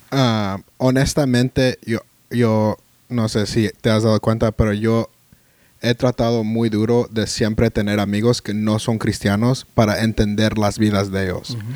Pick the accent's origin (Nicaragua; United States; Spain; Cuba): United States; Spanish is a second language; como americanos